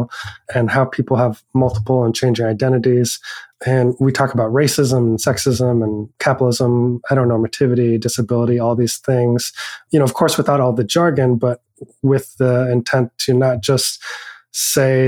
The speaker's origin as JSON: {"language": "English", "region": "Oregon", "country": "United States", "tie": "born or raised there", "also_born_or_lived": "Hong Kong", "moved": "yes", "lives_now": "Merced, United States", "said": "I grew up in Oregon and my family is white. We lived in a pretty rural town of 15,000 people"}